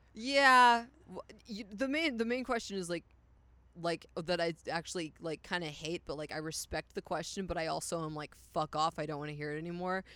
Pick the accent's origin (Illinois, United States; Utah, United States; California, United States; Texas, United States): Texas, United States; Poetry; also born or lived in Dallas, Texas; I'm from Dallas, Texas, but I grew up in a town called Poetry, which is out in the middle of fucking nowhere.